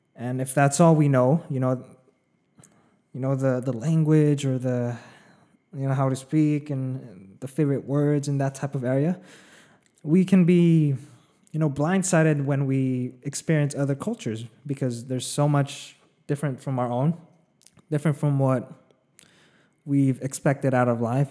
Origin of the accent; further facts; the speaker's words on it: a small town in the middle of California, United States; also born or lived in Philippines; now in Los Angeles, United States; I grew up in, uh, for the most part, know, in a small town in, the middle of California. I was born in the Philippines first, though. You know, I spent five years there